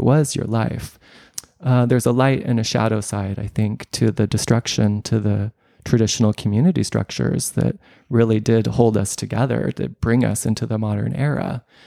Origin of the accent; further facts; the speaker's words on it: United States; moved away; I'm a expat. I'm a Westerner. I'm an American